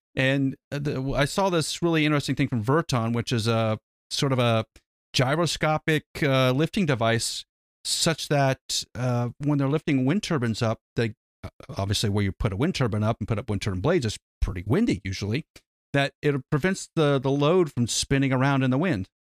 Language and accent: English; United States; we're an American